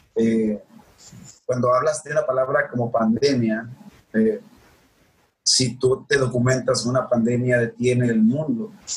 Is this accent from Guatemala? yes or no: no; Sinaloa, Mexico; bichi, como dijimos aquí en Sinaloa